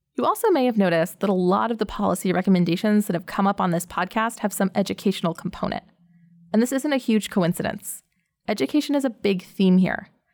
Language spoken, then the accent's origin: English; United States; Growing up in the American public school system